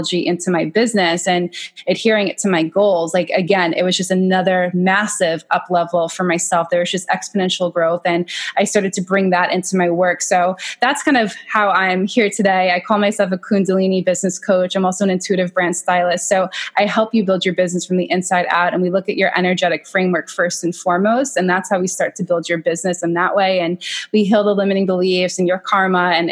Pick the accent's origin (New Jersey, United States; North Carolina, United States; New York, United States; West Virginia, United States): New York, United States; Long Island; I'm from Long Island. I came back to Long Island